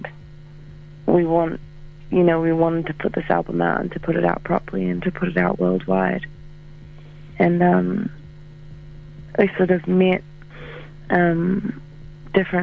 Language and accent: English; New Zealand; I'm from New Zealand